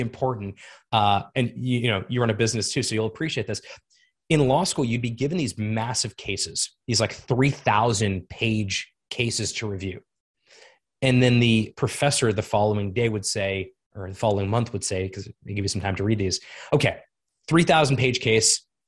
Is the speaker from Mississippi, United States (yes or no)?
no; South Florida, United States; moved away as an adult; also born or lived in Montreal, Canada / Toronto, Canada / Ottawa, Canada; I grew up in South Florida